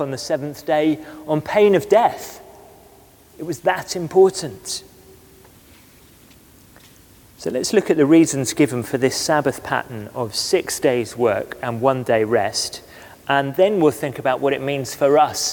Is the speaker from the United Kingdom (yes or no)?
yes; West Cornwall, South West England, United Kingdom; moved away; we grew up together in West Cornwall